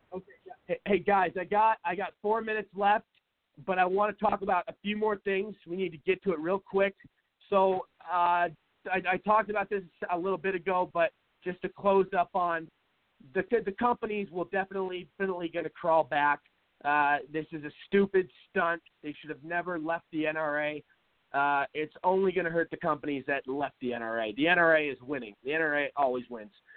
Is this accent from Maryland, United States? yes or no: no; Seattle, Washington, United States; now in Arizona, United States; I'm from Seattle